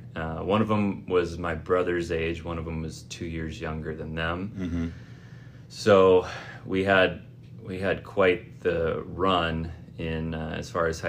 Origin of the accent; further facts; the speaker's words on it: Ilwaco, Washington, United States; also born or lived in Seattle / Bainbridge Island; now in Tacoma, United States; So I was born in Seattle. I spent a couple of years on Bainbridge Island before moving down to Ilwaco, which is down on the southwest corner of the state next to Astoria.